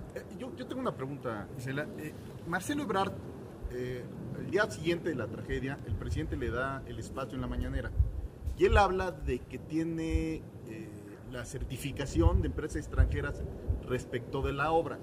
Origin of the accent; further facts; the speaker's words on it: Mexico City, Mexico; todos los que somos orgullosamente capitalinos